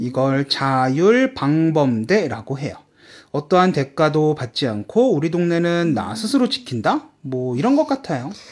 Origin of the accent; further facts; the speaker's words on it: South Korea; now in China; 제가 한국인으로서